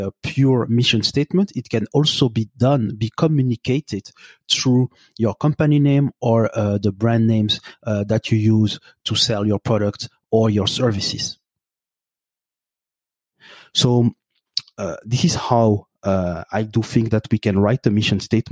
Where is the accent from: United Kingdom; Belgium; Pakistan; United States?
Belgium; also born or lived in Burundi; now in Montreal, Canada; I have my roots in Burundi, in East Africa. I grew up in Belgium, and now I live in Canada.